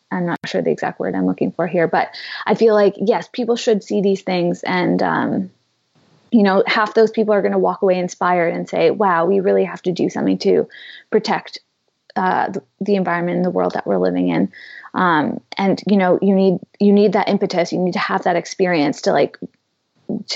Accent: Canada; As a Canadian

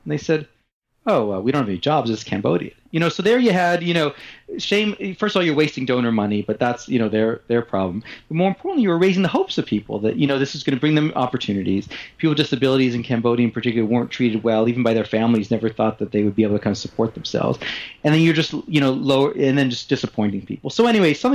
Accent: Montreal, Quebec, Canada; I grew up in Montreal

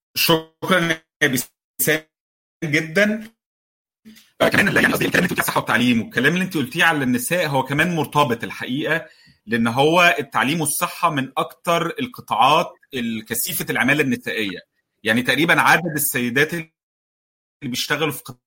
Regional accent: Egypt; لنا كمصريين

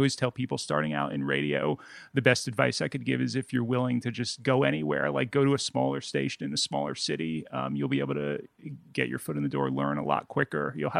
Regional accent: Bloomfield, New Jersey, United States; I live in it's Montclair, or next to Montclair, Newark. Bloomfield's a town.

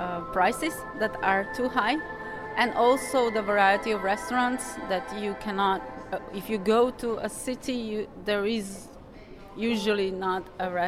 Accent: Slovenia; English is a second language; I'm from Slovenia.

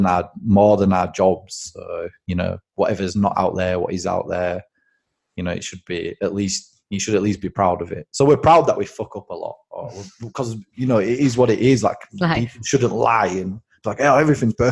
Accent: Bradford, Yorkshire and the Humber, United Kingdom; I grew up in Bradford.

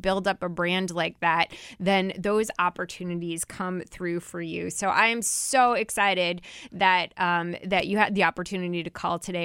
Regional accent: New Jersey, United States; my home state of New Jersey.

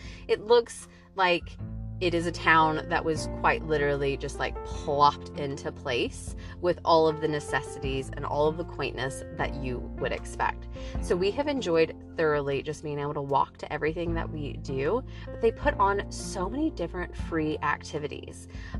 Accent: Nashville, Tennessee, United States; moved away; also born or lived in Statesboro, Georgia; he knew I was from Nashville.

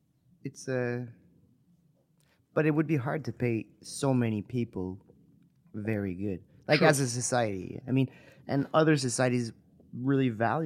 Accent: New Brunswick, Canada; first language French; English is a second language; also born or lived in Quebec; now in Montreal, Canada; From New Brunswick

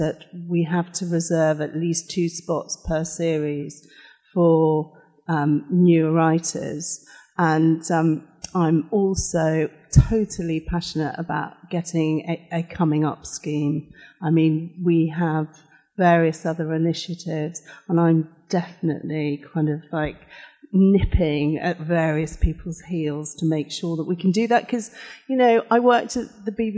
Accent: Cardiff, Wales, United Kingdom; I was brought up in Cardiff, so I was brought up in a very diverse society

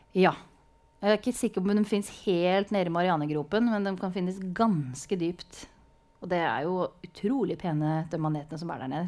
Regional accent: Sarpsborg, Østfold, Norway; jeg er jo fra Sarpsborg

